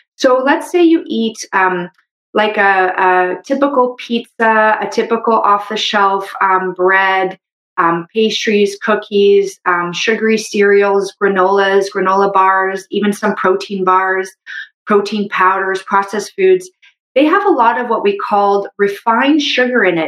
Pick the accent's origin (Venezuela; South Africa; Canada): Canada; I'm a Canadian medical doctor